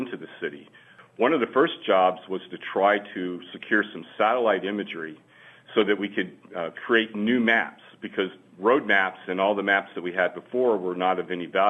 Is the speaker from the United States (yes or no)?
yes; Louisiana, United States; Louisiana is my home. I'm born and raised in Louisiana